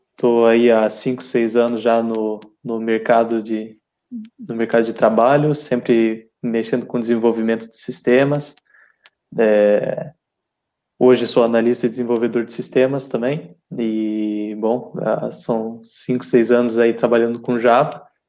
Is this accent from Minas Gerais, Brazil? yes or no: no; Curitiba, Paraná, Brazil; moved away as an adult; now in Portugal; Eu sou de Curitiba, Paraná